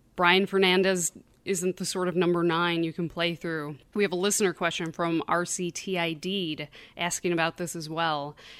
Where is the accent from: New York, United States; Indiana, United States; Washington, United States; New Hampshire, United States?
New York, United States; Buffalo; accent: Great Lakes Midwestern; moved away; I'm from Buffalo, New York, originally. So, the accent that you hear is, I guess, sort of a Great Lakes Midwestern sort of accent.